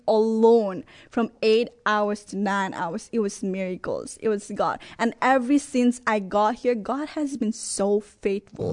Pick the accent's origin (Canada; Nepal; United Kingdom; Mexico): Nepal; moved away as an adult; also born or lived in Texas; now in Brooklyn Arrow, United States; I'm originally from Nepal and I have lived in Texas for seven years